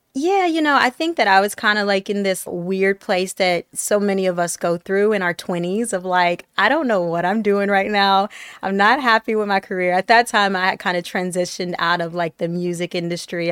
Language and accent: English; Detroit, Michigan, United States; also born or lived in Tennessee; I grew up in Detroit, uh, by way of, like, Tennessee